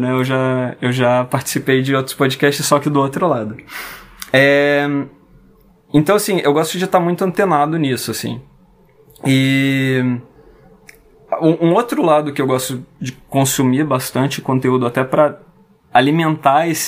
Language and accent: Portuguese; France; also born or lived in Brasília, Brazil; Eu sou, eu nasci em Brasília, mas eu tive a oportunidade de passar grande parte da minha, um pedaço da minha infância e quase toda a minha adolescência é, na França.